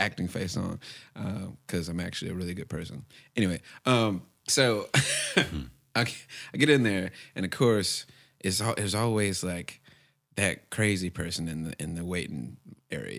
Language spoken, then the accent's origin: English; Alabama, United States; I'm from Alabama